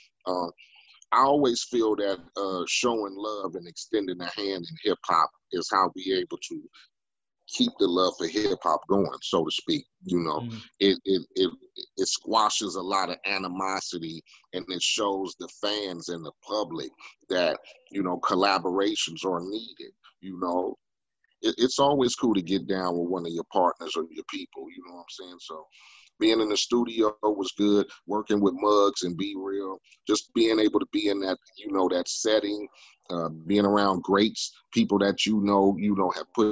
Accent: Compton, California, United States; I came from Compton, from the block

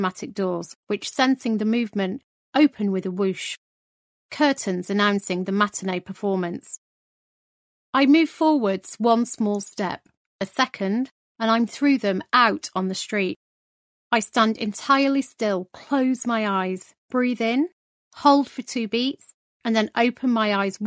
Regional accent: United Kingdom; I had no clue how to navigate as a Brit

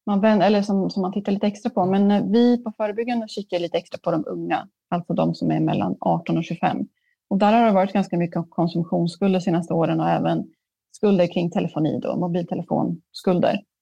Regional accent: Sweden; jag är ändå från Sverige

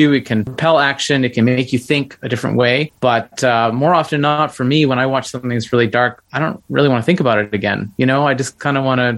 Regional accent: Nova Scotia, Canada; I'm originally from Nova Scotia.

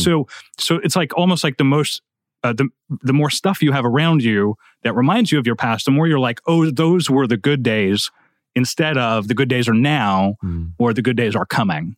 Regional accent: Quebec, Canada; Quebec, where I come from

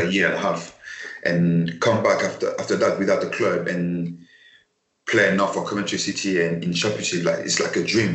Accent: Paris, Île-de-France, France; English is a second language; moved away as an adult; I come from Paris

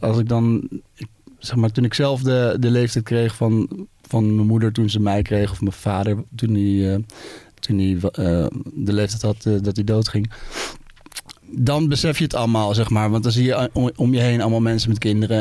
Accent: Baarn, Utrecht, Netherlands; ik ben in Baarn geboren.

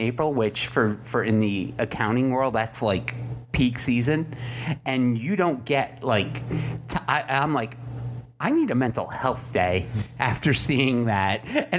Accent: New England, United States; accent: New England; Are you making fun of my New England accent?

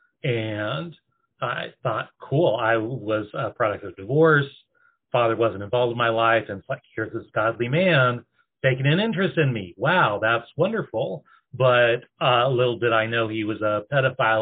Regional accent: Oregon, United States; moved away as an adult; also born or lived in East Coast; I'm originally from Oregon

